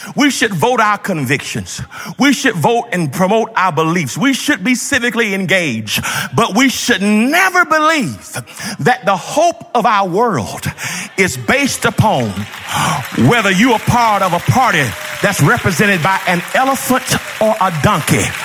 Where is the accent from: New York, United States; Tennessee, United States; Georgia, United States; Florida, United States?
Georgia, United States; When I grew up in Georgia